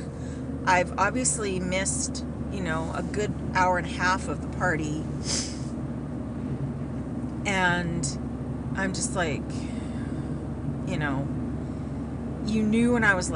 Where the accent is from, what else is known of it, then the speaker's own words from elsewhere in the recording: Canada; I'm Canadian